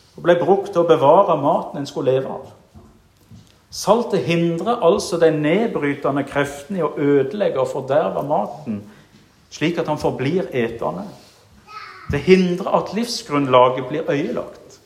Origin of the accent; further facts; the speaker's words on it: Jæren, Rogaland, Norway; moved away; da var jeg aktiv i det kristne ungdomsarbeidet hjemme på Jæren